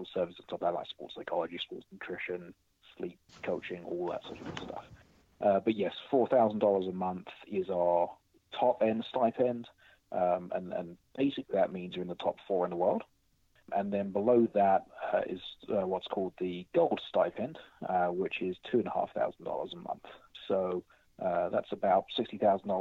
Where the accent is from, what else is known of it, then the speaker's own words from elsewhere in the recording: United Kingdom; now in United States; I'm British, so I came from Britain